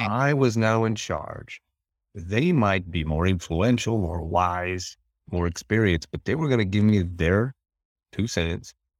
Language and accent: English; western Montana, United States; where we're at in western Montana